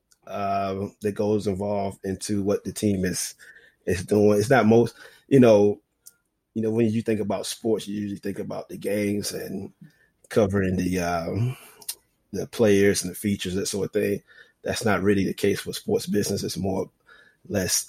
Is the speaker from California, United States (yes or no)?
no; North Carolina, United States; moved away as an adult; now in Memphis, United States; I'm from North Carolina, so I worked for a daily paper there, actually in my hometown